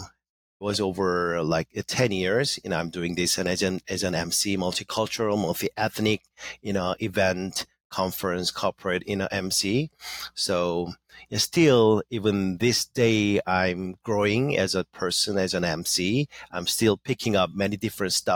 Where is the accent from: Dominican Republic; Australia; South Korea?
South Korea; first language Korean; English is a second language; moved away as an adult; also born or lived in United States; now in Los Angeles, United States; I was born in Korea. I was born and grew up there, you know, for 20 years. So I came to the U.S. for the first time at the age of 20